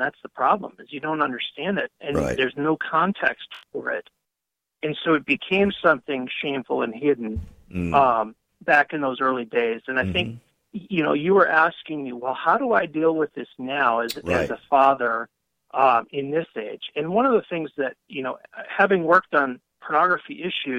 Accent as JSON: {"language": "English", "region": "Wisconsin", "country": "United States", "tie": "born or raised there", "also_born_or_lived": "Colorado", "said": "I grew up on a farm, and after sometime my family and I moved from Colorado back to Wisconsin, and we ended up living back on the family farm"}